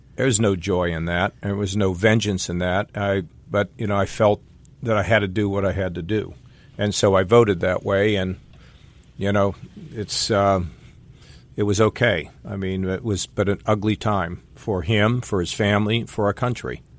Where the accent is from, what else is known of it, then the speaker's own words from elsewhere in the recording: Westerville, Ohio, United States; my hometown of Westerville